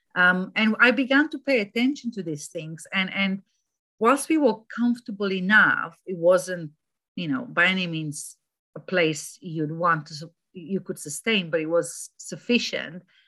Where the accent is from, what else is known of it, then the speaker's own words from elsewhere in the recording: Romania; moved away as an adult; also born or lived in Germany; now in United Kingdom; I moved from Romania to Germany for a couple of years and from Germany to here